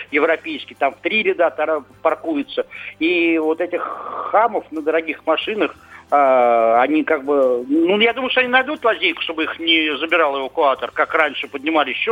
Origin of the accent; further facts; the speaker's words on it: Moscow, Russia; я из Москвы, конечно, сам автолюбитель, а сам езжу.